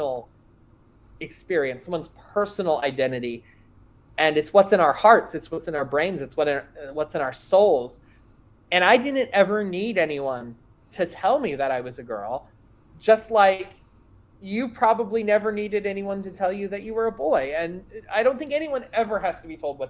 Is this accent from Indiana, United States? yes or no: yes; rural Indiana, United States; just being visibly queer in any way was not a safe thing in my hometown. I mean, we're talking, again, rural, conservative Indiana in the early 90s